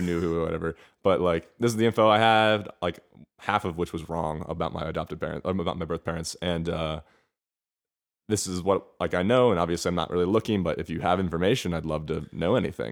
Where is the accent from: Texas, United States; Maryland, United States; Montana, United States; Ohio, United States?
Maryland, United States; Bethesda; moved away as an adult; also born or lived in Atlanta, Georgia / Miami / Spain; now in Los Angeles, United States; raised outside of Washington, D C, in a town called Bethesda, Maryland